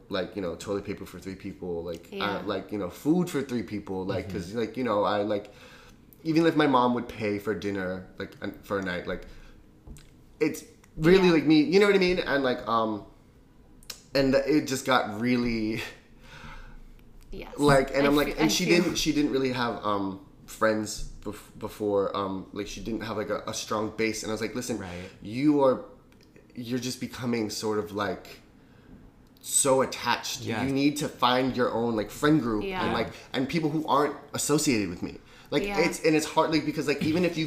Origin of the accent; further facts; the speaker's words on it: New York City, New York, United States; I'm from New York